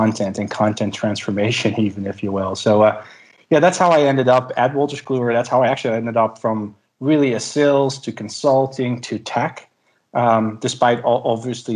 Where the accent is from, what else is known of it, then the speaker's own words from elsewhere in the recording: Delft, South Holland, Netherlands; my first job was in my hometown in Delft